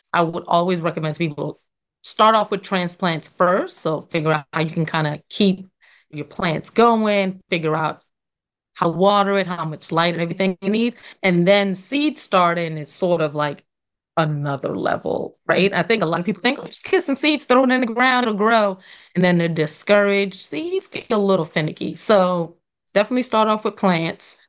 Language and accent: English; New York, United States; also born or lived in Trinidad; born and raised in New York